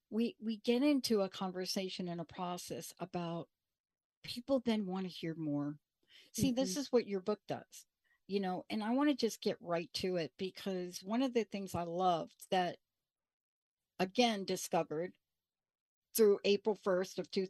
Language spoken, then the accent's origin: English; Bronx, New York, United States; I'm a girl from the Bronx.